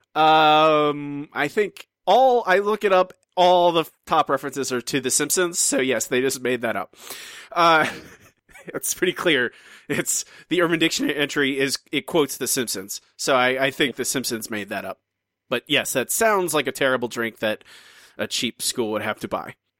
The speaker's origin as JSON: {"language": "English", "country": "United States", "moved": "yes", "said": "my my home country"}